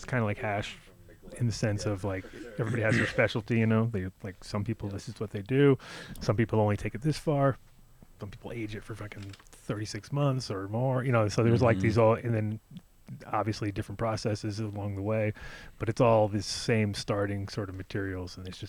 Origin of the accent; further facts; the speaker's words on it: Rhode Island, United States; also born or lived in New York / Los Angeles; I grew up in Rhode Island and New York and L.A. and kind of all over the place.